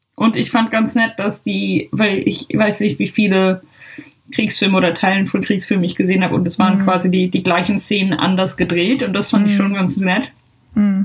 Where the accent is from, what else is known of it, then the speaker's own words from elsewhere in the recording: Germany; now in Ireland; ich muss mich ja jeden zweiten Tag oder keine Ahnung wie oft irgendwie als Deutsche outen